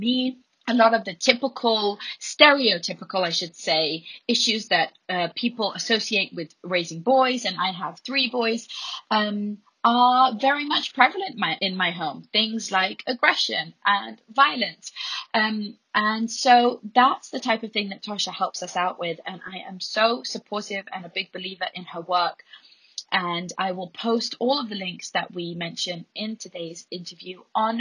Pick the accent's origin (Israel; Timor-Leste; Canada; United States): Israel; Jerusalem, Jerusalem District; living through a lot of terror in my hometown in Jerusalem